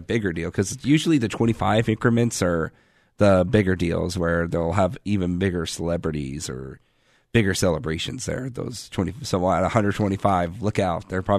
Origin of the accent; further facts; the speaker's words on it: Virginia Beach, Virginia, United States; now in San Diego, United States; I actually grew up in Virginia Beach